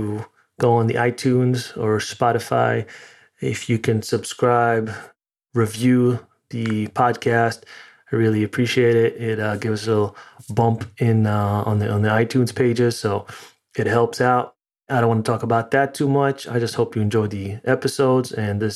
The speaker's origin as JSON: {"language": "English", "town": "New York City", "region": "New York", "country": "United States", "moved": "as an adult", "lives_now": "Connecticut, United States", "said": "So right now, physically in Connecticut, but originally in New York."}